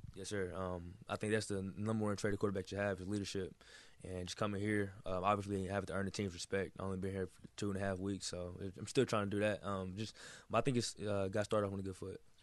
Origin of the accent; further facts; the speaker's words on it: Texas, United States; moved away as an adult; now in Miami, United States; I'm from Texas